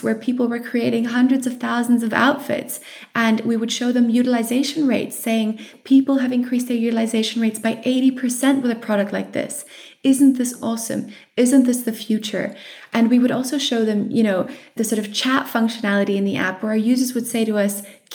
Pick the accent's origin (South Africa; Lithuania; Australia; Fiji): South Africa; I'm South African